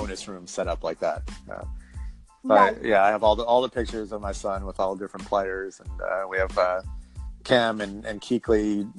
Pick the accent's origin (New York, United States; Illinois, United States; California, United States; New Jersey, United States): New York, United States; moved away as an adult; now in North Carolina, United States; when I grew up in New York